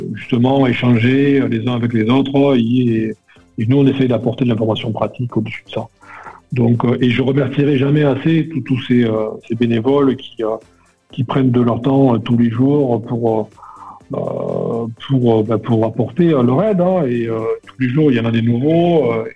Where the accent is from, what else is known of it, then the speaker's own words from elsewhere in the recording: Perpignan, Occitania, France; moved away; je suis originaire de Perpignan